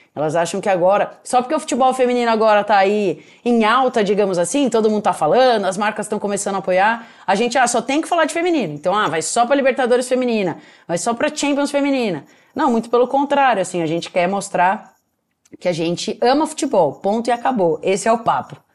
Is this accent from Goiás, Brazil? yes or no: no; Piracicaba, São Paulo, Brazil; Meu pai ele era goleiro num clube lá da minha cidade, eu sou de Piracicaba, que é interior de São Paulo